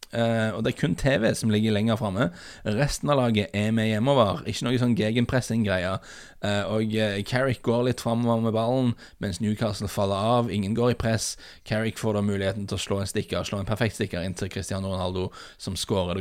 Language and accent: Norwegian; Norway; vi er fra Norge